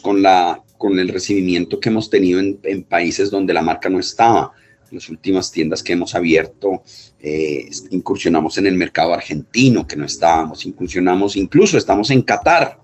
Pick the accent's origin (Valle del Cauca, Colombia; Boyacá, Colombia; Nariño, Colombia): Nariño, Colombia; Pasto; yo soy pastuso